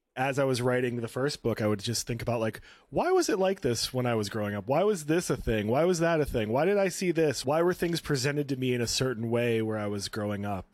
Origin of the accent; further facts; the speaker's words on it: North Shore, Chicagoland area, Illinois, United States; now in Brooklyn, United States; I grew up on the North Shore. I, I always tell people I grew up up and down the lake in, in the Chicagoland area